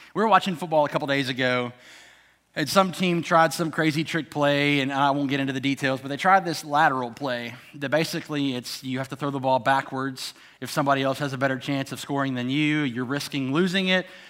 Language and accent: English; outside of Memphis, Tennessee, United States; I grew up outside of Memphis